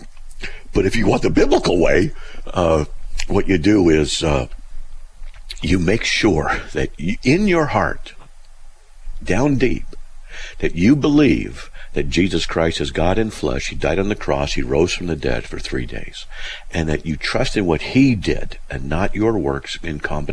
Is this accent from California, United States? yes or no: yes; Buena Park, California, United States; also born or lived in Riverside; I grew up in Buena Park, you know, Riverside